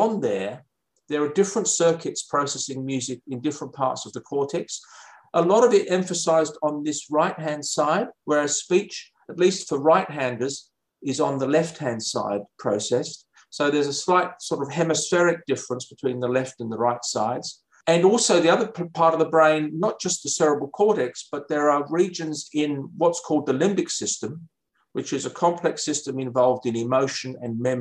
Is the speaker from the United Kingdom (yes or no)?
yes; London, United Kingdom; moved away as an adult; also born or lived in Cambridge, United Kingdom / Canberra, Australia; now in Perth, Australia; So I'm British originally. I came from London.